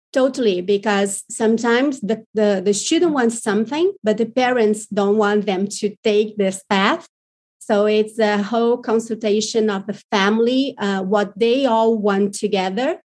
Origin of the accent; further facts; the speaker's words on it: Brazil; we are very different from the American market